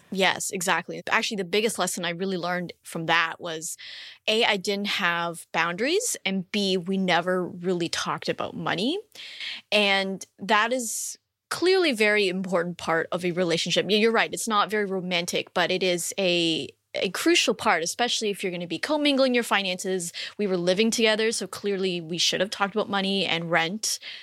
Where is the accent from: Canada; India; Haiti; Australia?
Canada; moved away as an adult; now in United States; I'm actually Canadian, and so we, when we made the decision to live in the U S